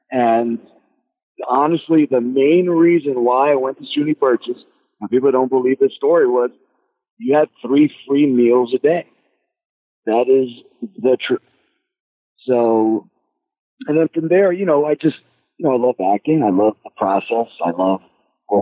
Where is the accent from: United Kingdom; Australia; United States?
United States; New York City, New York; I grew up in the South Bronx. I grew up all over the place in the Bronx